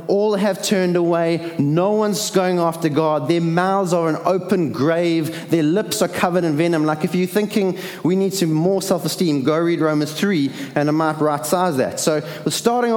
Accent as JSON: {"language": "English", "town": "Durban", "region": "KwaZulu-Natal", "country": "South Africa", "tie": "born or raised there", "said": "I was born in Addington Hospital"}